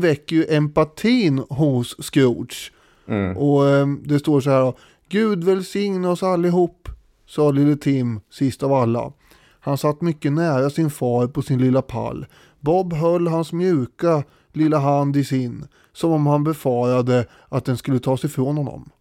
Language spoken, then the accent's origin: Swedish; Sweden; för mig som svensk